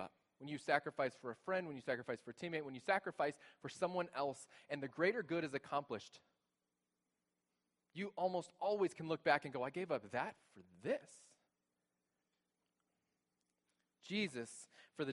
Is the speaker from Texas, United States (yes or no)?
yes; Texas, United States; moved away as an adult; now in Grand Rapids, United States; we're new here. We're from Texas, and this is new to us.